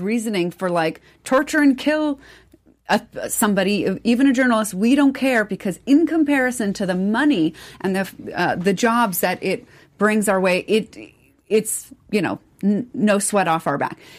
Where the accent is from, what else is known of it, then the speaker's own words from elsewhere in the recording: United States; as American people